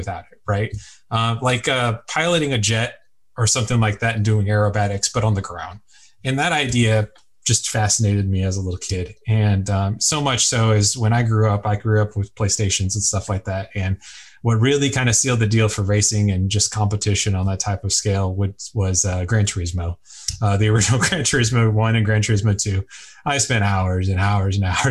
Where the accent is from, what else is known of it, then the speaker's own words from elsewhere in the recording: Houston, Texas, United States; also born or lived in Philadelphia; I'm a Texas boy. I'm from Houston originally, and we've got space here